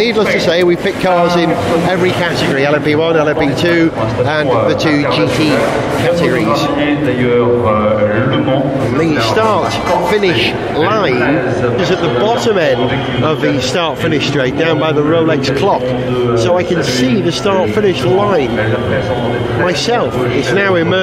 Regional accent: Wales, United Kingdom; as a Welshman

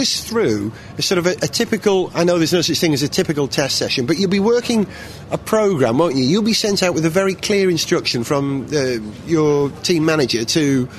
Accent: Wales, United Kingdom; as a Welshman

